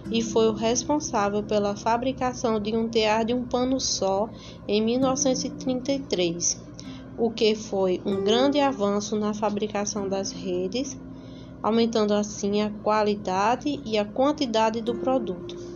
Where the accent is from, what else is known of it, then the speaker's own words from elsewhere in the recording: São Bento, Paraíba, Brazil; sou da São Bento, da Paraíba